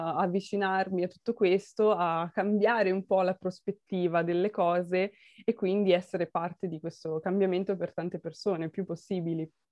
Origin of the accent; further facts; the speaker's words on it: Milan, Lombardy, Italy; io sono milanese, quindi sono, sono un po' imbruttita, sono un po' la cittadina